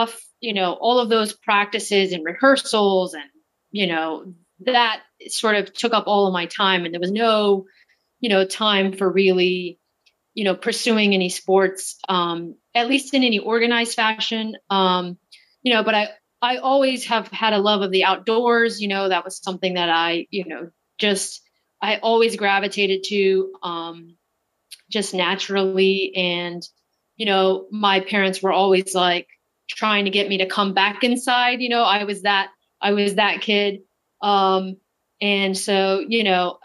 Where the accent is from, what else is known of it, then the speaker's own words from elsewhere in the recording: Texas, United States; moved away as an adult; now in New York City, United States; I grew up in Texas